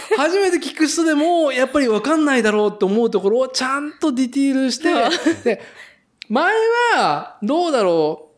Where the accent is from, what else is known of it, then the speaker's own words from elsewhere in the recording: Nagoya, Aichi, Japan; 名古屋生まれ、名古屋育ちで